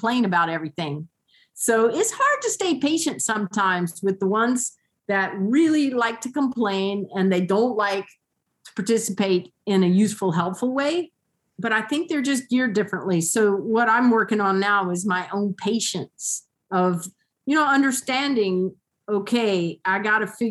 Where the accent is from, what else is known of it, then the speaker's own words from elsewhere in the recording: Columbia, South Carolina, United States; moved away as an adult; now in Mosier, United States; I was born and raised in Columbia, South Carolina.